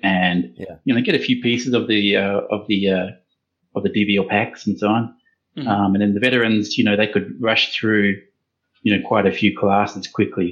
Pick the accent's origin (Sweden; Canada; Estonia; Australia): Australia; accent: Australian; I'm an Australian myself